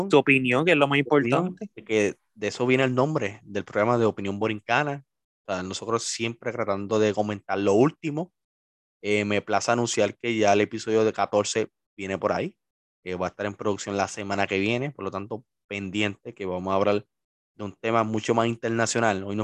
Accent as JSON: {"language": "Spanish", "town": "Isabela", "country": "Puerto Rico", "said": "es mi pueblo orgulloso Orgulloso Isabelino"}